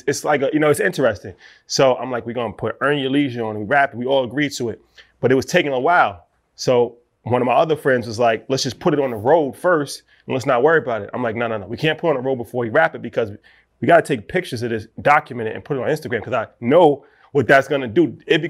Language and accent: English; New York, United States; And, you know, it was our first truck. We're from New York, so we're not into trucking.